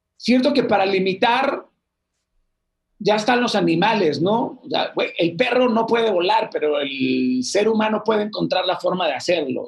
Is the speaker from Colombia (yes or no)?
no; Sinaloa, Mexico; los de Sinaloa somos